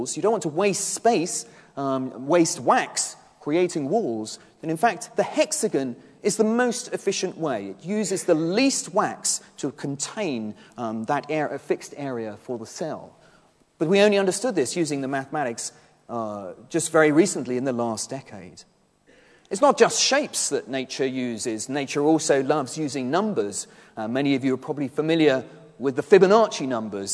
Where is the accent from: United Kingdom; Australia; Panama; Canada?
United Kingdom; Henley-on-Thames, South East England; I grew up in Henley-on-Thames, here in Oxfordshire